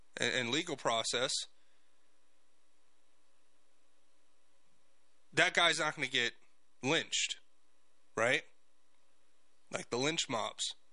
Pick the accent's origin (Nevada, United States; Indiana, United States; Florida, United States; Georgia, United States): Florida, United States; South; I grew up in South Florida